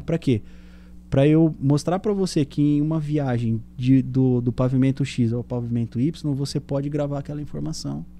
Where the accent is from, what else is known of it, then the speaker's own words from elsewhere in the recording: São Caetano do Sul, São Paulo, Brazil; moved away; eu sou sul são caetanense, né? É. Eu sou do ABC paulista